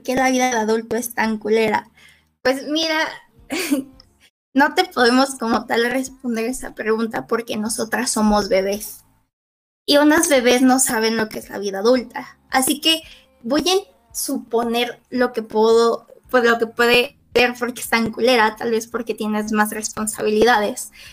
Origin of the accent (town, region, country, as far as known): Mexico